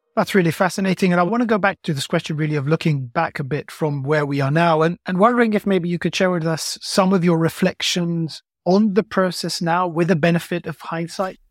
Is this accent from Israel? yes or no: yes; Israel; moved away; I grew up in Israel